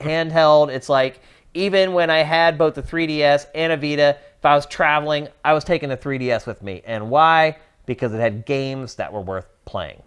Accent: East Coast, United States; moved away as an adult; also born or lived in California; now in Los Angeles, United States; I'm from the East Coast where I was used to dealing with weather

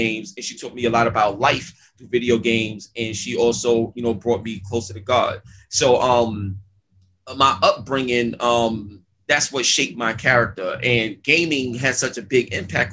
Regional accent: New York City, New York, United States; I grew up in East New York, Brooklyn.

